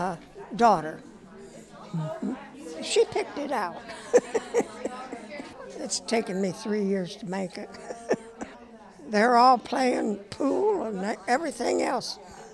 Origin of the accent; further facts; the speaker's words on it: Iowa, United States; now in Stroud, United States; Well, I'm from Iowa, but I live in Stroud, Oklahoma.